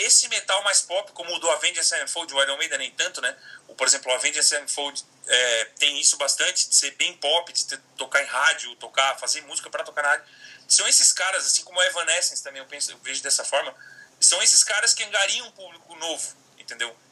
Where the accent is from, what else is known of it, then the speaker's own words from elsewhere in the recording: Criciúma, Santa Catarina, Brazil; moved away; Fiz um workshop em Criciúma, na minha cidade natal, lá em Santa Catarina